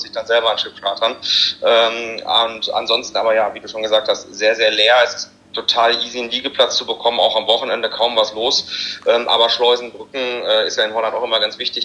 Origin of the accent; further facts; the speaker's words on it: Hanover, Lower Saxony, Germany; ich komme ja aus Hannover, also Niedersachsen.